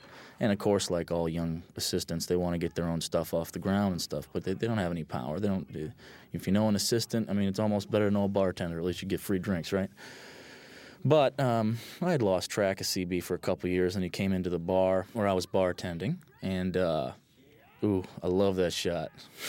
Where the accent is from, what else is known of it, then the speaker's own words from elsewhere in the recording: Hartford, Connecticut, United States; also born or lived in East Coast; You know, I'm from New England. I was born in Hartford, Connecticut, and lived all up and down the East Coast.